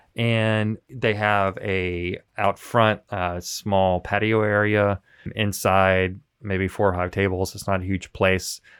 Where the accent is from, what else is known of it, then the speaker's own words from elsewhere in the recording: Memphis, Tennessee, United States; moved away; I'm from Memphis